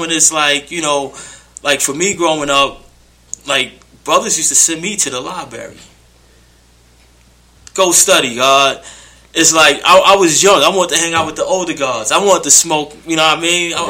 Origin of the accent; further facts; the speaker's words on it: New York City, New York, United States; I was born Southside Queens